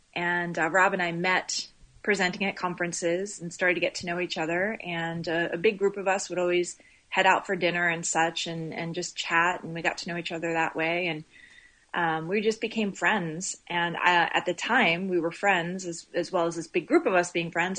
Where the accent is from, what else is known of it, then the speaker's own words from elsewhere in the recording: Laurel, Maryland, United States; also born or lived in Baltimore, Maryland / Midwest; now in Aliso Viejo, United States; raised just north of the D.C. area in Maryland.